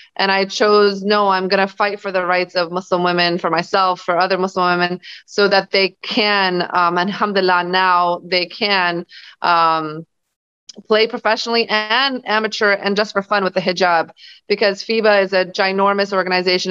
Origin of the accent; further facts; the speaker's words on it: Los Angeles, California, United States; also born or lived in Bosnia / Germany / New Orleans; moved to Los Angeles, California when I was six. Uh, mm-hmm. I was raised there with my family